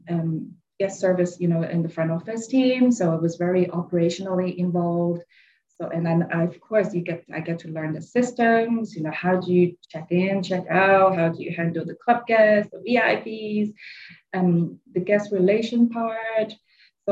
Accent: England, United Kingdom; moved away as an adult; also born or lived in Switzerland; now in Thailand; I'm Chinese from England

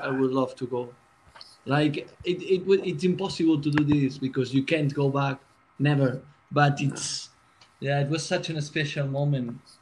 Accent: Barcelona, Catalonia, Spain; moved away as an adult; now in London, United Kingdom; I'm from Barcelona

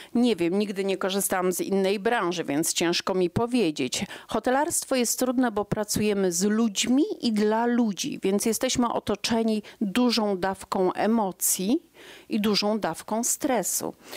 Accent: Iława, Warmian-Masurian Voivodeship, Poland; moved away as an adult; now in Jastrzębia Góra, Poland; ja pochodziłam z bloku, z 38 metrów, z Iławy mojej ukochanej

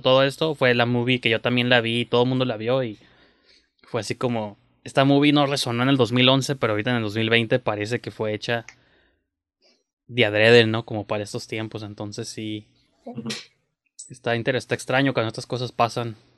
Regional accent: Mexico; uno como mexicano

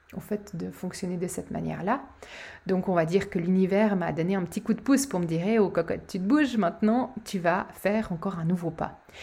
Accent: Switzerland; chez nous, en Suisse

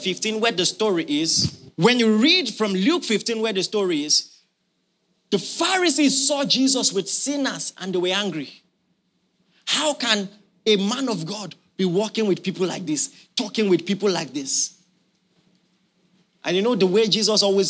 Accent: Nigeria; as a Nigerian

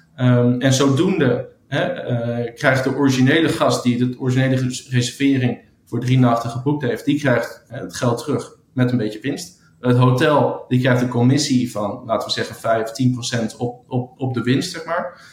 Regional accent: Amsterdam, North Holland, Netherlands; also born or lived in United States; in vele hotels eh, gewerkt in Amsterdam, ehm, waar ik vandaan kom.

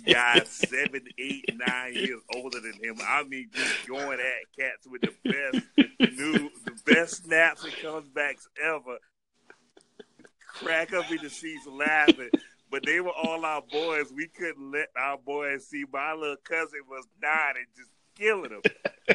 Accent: Holly Hill, United States; we're all from Holly Hill

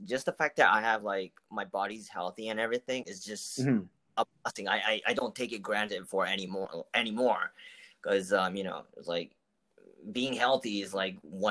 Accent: Tokyo, Japan; moved away as an adult; also born or lived in New York; now in Canada; I was born and raised in Tokyo, Japan

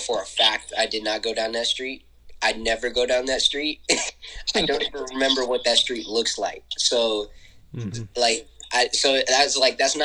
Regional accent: Senoia, Georgia, United States; growing up in Sonoya, never realized I was different

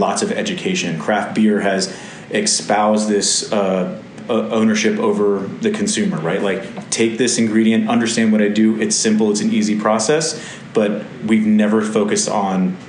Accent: Connecticut, United States; now in Alexandria, VA, United States; I really loved the Whalers as a kid growing up in Connecticut

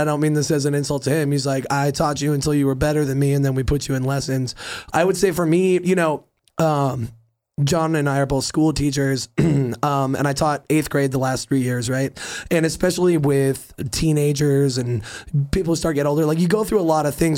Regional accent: California, United States; born or raised there; also born or lived in Cape Cod, Massachusetts

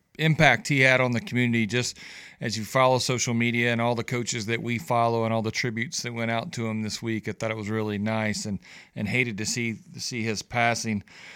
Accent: Homewood, Alabama, United States; moved away; I grew up in Homewood, so I was just right around the corner

